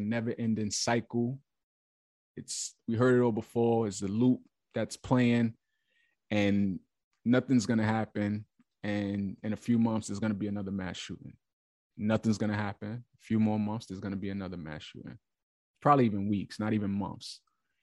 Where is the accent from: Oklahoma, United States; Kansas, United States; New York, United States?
New York, United States; I'm from New York